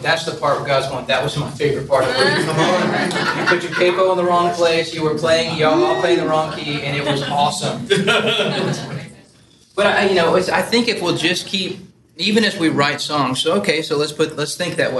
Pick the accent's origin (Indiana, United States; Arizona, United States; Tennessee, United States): Tennessee, United States; Nashville; moved away as an adult; also born or lived in Buffalo, New York / North Port, Florida; I'm born and raised in Nashville